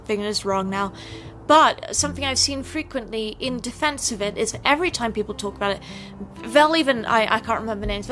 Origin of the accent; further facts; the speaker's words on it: United Kingdom; accent: British; now in United States; someone who's actually from the UK and actually British